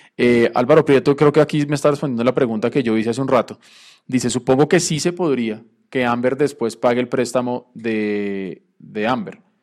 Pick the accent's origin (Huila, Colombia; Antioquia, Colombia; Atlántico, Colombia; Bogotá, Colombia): Bogotá, Colombia; todos crecimos y nos acostumbramos a ir al Estadio del Campín, que quedan galerías, un punto muy central para los que vivimos en el norte, en el sur, occidente u oriente